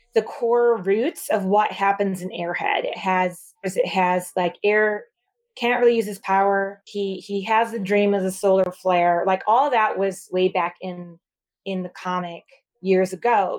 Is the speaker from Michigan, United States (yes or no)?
yes; Michigan, United States; moved away as an adult; now in New York City, United States; I'm from Michigan originally.